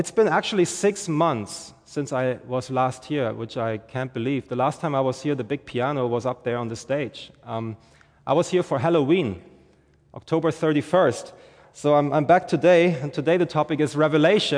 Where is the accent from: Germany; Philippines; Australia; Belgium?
Germany; moved away as an adult; now in St. Johns County, Florida, United States; I'm originally from Germany, and we moved here 2 years ago